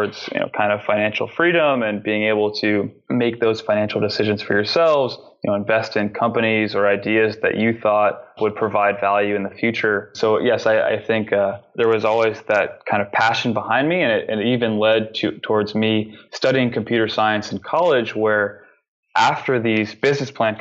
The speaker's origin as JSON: {"language": "English", "region": "New York", "country": "United States", "tie": "born or raised there", "said": "growing up in New York"}